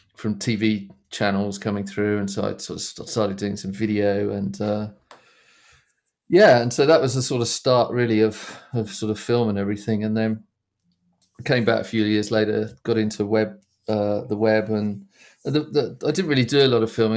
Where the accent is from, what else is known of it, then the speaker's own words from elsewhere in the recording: Essex, East of England, United Kingdom; I grew up in Essex, which is, um, It just kinda east of London.